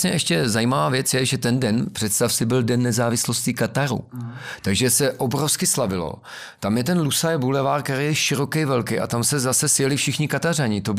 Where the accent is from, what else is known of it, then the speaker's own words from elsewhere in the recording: Bohemia, Czechia; Že je to vyřešený tím, že jsem vlastně já z Čech přijel.